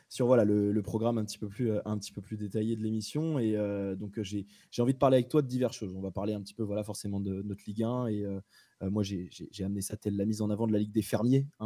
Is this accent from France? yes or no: yes; Rennes, Brittany, France; tu es lyonnais, je suis rennais.